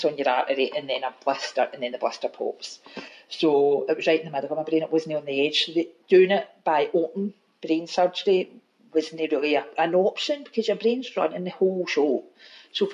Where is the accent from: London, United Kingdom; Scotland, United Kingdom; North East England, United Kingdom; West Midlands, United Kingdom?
Scotland, United Kingdom; Glasgow; also born or lived in Maryhill, Glasgow; I was brought up in Govan